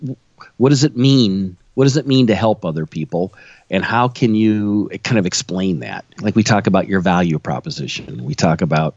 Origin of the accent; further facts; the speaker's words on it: Illinois, United States; I'm born and raised in Illinois. haven't left